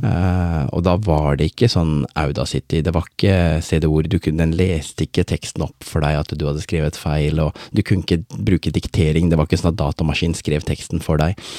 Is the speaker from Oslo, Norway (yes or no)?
yes; Oslo, Norway; born or raised there; also born or lived in Båtsfjord, Norway; now in Skien, Norway